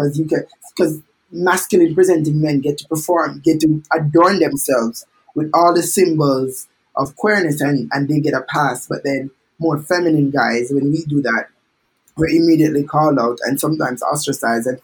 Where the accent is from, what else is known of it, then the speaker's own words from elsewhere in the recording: Jamaica; moved away; also born or lived in London; visibly queer as a Jamaican